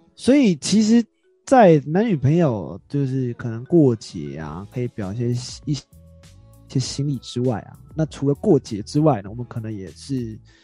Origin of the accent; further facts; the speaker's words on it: Taiwan; 我们台湾人